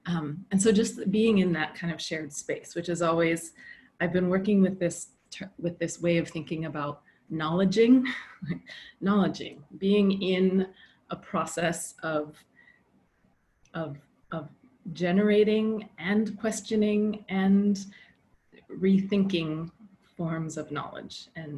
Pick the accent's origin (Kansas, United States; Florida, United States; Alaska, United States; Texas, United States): Alaska, United States; where I grew up in Alaska